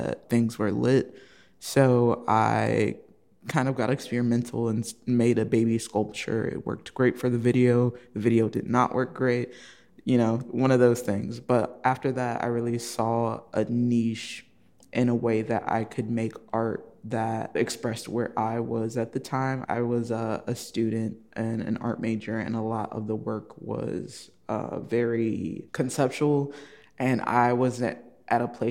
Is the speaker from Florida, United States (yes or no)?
no; South Bend, Indiana, United States; also born or lived in Austin, Texas; now in Chicago, United States; I'm originally from South Bend, Indiana